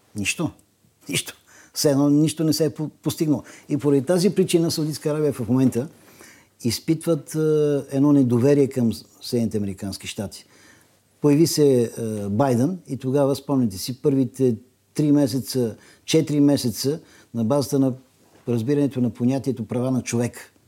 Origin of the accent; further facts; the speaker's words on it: Bulgaria; Ние сме европейци и ние сме българи